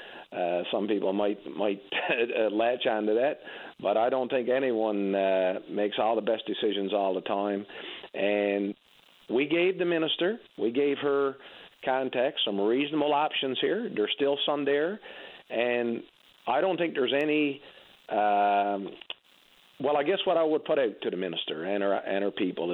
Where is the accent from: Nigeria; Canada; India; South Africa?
Canada; Labrador Straits, Newfoundland and Labrador; I grew up in the Labrador Straits